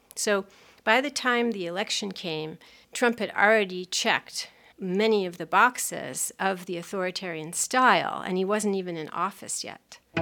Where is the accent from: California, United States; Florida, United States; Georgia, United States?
California, United States; Los Angeles; I grew up in California in a, a lovely town on the beach on the Pacific called Pacific Palisades